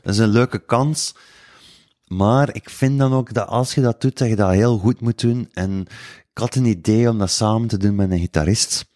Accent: Woesten, Flanders, Belgium; accent: West Flemish; ik ben al eens van de West ook en niet van Kortrijk. Dat is nog iets, dat is nog een heel ander accent.

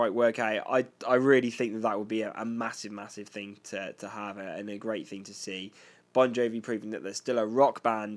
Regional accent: United Kingdom

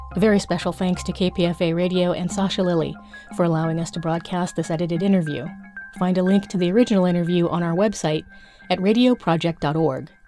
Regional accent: Los Angeles, California, United States; my hometown of Los Angeles

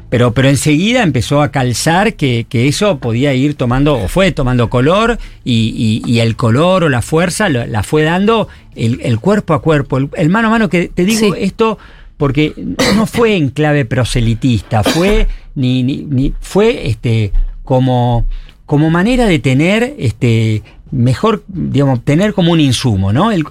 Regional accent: Buenos Aires, Argentina; moved away as an adult; now in San Martín, Argentina; soy de Capital.

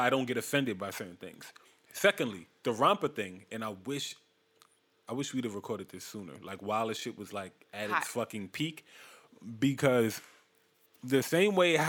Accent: New York City, New York, United States; I'm growing up in Brownsville, Brooklyn, where we don't have those classes

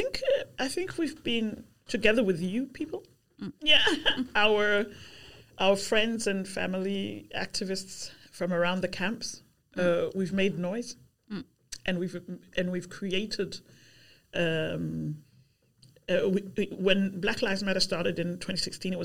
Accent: Zambia; now in Albertslund, Denmark; I've been here 35 years, and I'm my origin is Zambia. But I'm Danish now. Yeah. I'm a Zambian Dane

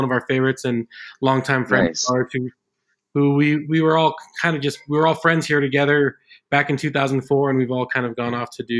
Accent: California, United States; now in Provo, United States; I'm from California, but I've been out here for quite a few years

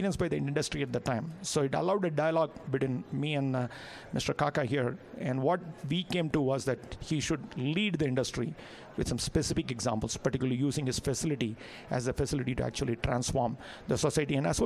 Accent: India; as an Indian

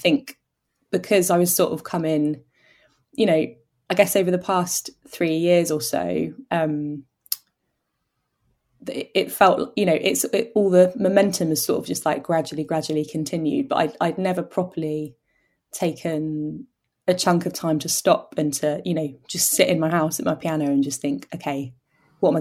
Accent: Oxford, South East England, United Kingdom; where I grew up in Oxford

